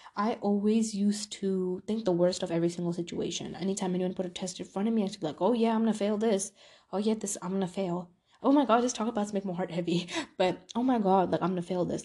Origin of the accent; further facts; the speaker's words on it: New York, United States; moved away; I'm from New York